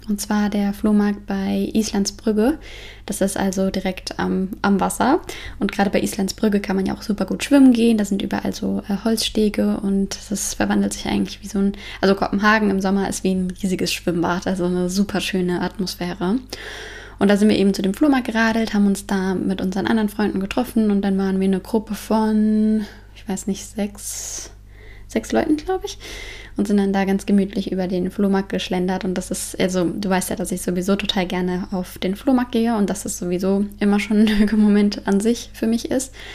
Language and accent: German; Frankfurt, Hesse, Germany; now in Denmark; Ich komme ja aus Frankfurt